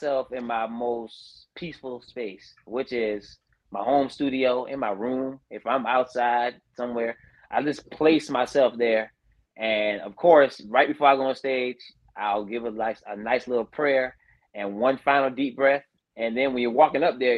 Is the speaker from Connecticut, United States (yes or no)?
no; Andrews, South Carolina, United States; I represented my hometown of Andrew, South Carolina